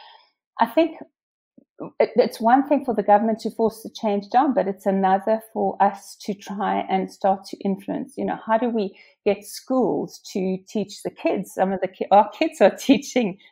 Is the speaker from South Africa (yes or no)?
yes; South Africa; moved away as an adult; now in Windsor and Maidenhead, United Kingdom; I come from South Africa. I left there when I was 30.